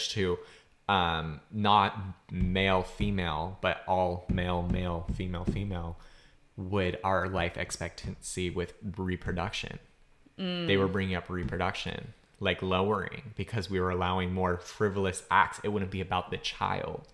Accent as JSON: {"language": "English", "region": "Massachusetts", "country": "United States", "tie": "born or raised there", "said": "My home state's Massachusetts"}